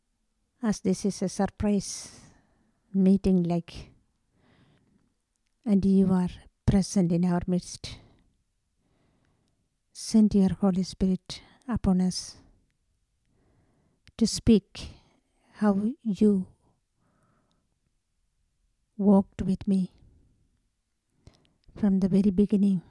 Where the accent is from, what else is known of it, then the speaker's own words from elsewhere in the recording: Kerala, India; I am coming from India. The southern part of India, called Kerala